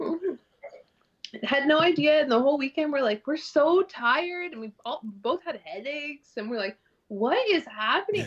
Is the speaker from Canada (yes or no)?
yes; North Bay, Ontario, Canada; moved away; I grew up in this little town called North Bay in Ontario